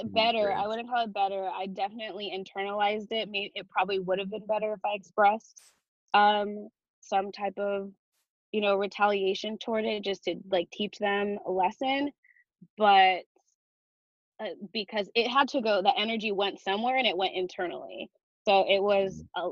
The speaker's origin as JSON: {"language": "English", "town": "Chino Hills", "region": "California", "country": "United States", "tie": "born or raised there", "lives_now": "Los Angeles, United States", "said": "I am from Chino Hills. It's about an hour east of where I am now"}